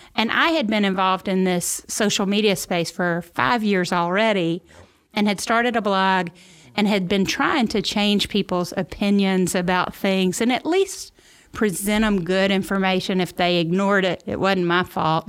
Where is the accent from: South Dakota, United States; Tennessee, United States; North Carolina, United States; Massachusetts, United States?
Tennessee, United States; Memphis; moved away as an adult; also born or lived in New York / Mississippi Delta; now in St. Louis, United States; I'm from Memphis originally